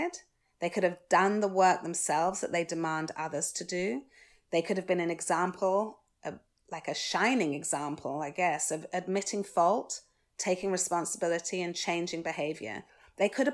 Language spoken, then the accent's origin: English; United Kingdom; I'm British, born and bred